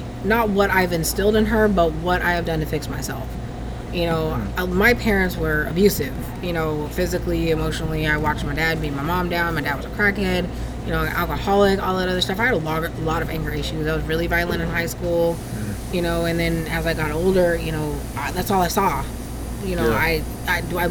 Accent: California, United States; moved away as an adult; also born or lived in Karlsruhe, Germany / Hinesville, Georgia / Texas; now in Augusta, United States; I'm originally from California

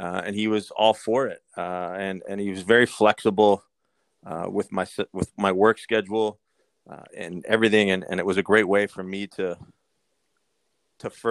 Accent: Kingston, Ontario, Canada; moved away as an adult; now in Chicago, United States; being from Kingston

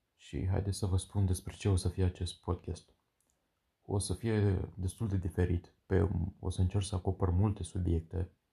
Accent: Pitești, Argeș, Romania; sunt din Pitești, Argeș

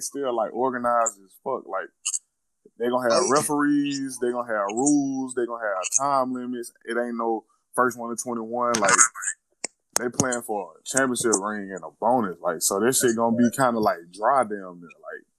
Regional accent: Birmingham, Alabama, United States; I ain't from San Diego. I'm from Birmingham.

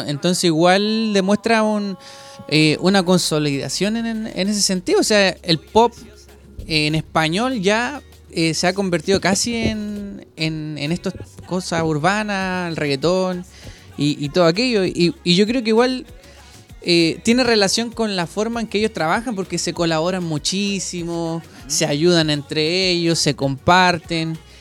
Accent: Maipú, Santiago Metropolitan Region, Chile; vengo de la comuna de Maipú

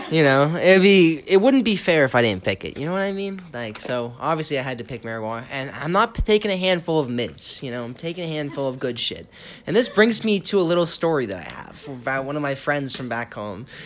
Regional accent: Boston, Massachusetts, United States; you know, I'm from Boston, so there's like

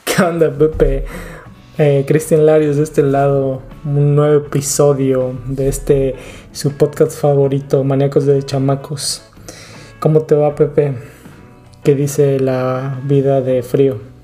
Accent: Acapulco, Guerrero, Mexico; moved away; Nosotros que estamos, que venimos de Acapulco

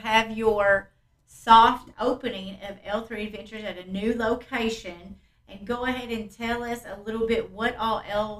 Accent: London, Kentucky, United States; also born or lived in Cincinnati, Ohio; Well, that's still in Kentucky. I was technically born in Cincinnati

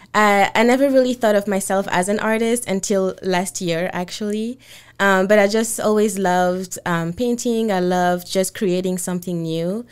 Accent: Côte d’Ivoire; moved away as an adult; also born or lived in Senegal (father's origin); now in Washington, United States; I grew up in the Ivory Coast and I moved here, um, about five years ago, um, mainly to go to college

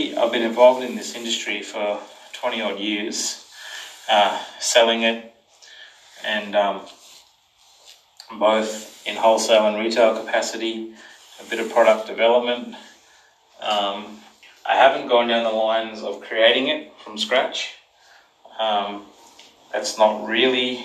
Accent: Brisbane, Queensland, Australia; I'm from Brisbane, Australia

